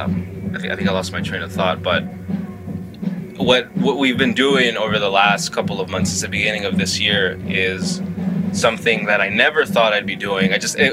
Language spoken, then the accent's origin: English; Los Angeles, California, United States; I grew up in South L.A.